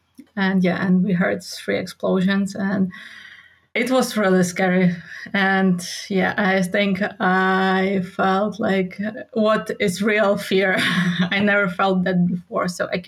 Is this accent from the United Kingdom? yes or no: no; Lviv, Lviv Oblast, Ukraine; English is a second language; moved away as an adult; now in Poland; Yeah, Lviv is amazing. So it's my hometown.